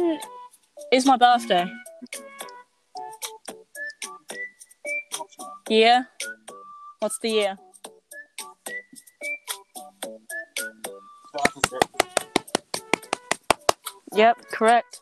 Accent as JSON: {"language": "English", "country": "Philippines", "said": "Yes, I'm indeed Filipino."}